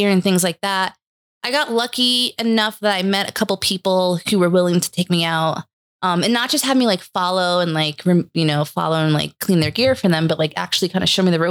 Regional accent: Hudson Valley, New York, United States; born or raised there; moved away as an adult; also born or lived in New Hampshire

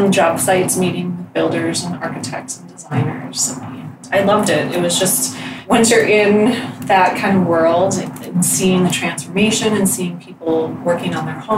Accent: River Falls, Wisconsin, United States; moved away as an adult; also born or lived in Menomonie, Wisconsin; now in Minnesota, United States; Well, I'm originally from Murrow Falls, and then I went to school just down the Road, UW Stout

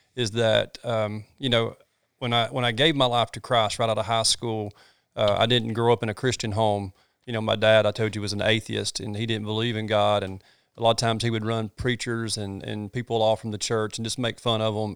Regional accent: North Georgia, United States; also born or lived in Red Bud; I grew up in North Georgia. I grew up hunting these hills

